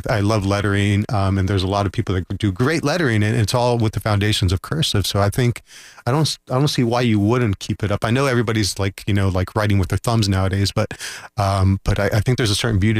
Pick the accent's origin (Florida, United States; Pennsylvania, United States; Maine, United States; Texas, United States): Florida, United States; Orlando; I grew up in Orlando. So I've been here since I was 3 years ago.